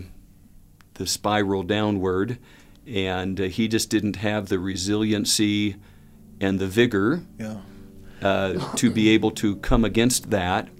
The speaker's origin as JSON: {"language": "English", "region": "Southern California", "country": "United States", "tie": "born or raised there", "said": "growing up in Southern California"}